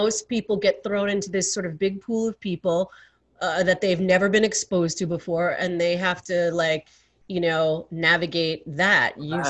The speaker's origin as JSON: {"language": "English", "town": "New York City", "region": "New York", "country": "United States", "tie": "born or raised there", "said": "as a native New Yorker, you know, born and raised in Manhattan and Queens"}